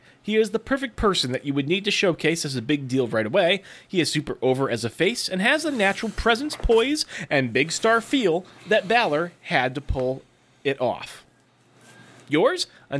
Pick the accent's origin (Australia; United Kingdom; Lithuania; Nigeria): Australia; WWE Super Showdown on October 6th in my home country of Australia